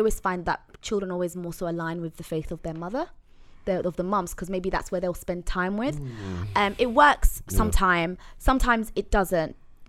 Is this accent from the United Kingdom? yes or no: no; Zanzibar, Tanzania; Like, I'm from Zanzibar, and that is 99.9%. Thank you. 99.9% Muslim home.